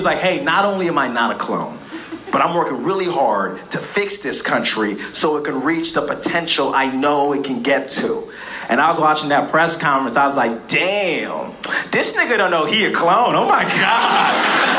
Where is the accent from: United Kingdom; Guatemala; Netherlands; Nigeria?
Nigeria; I'm from Nigeria, you know? Yeah, yeah, we're one of the most politically corrupt countries on the planet